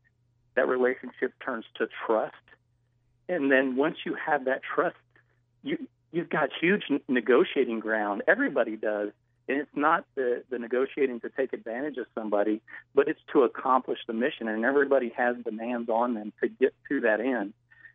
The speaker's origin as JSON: {"language": "English", "country": "United States"}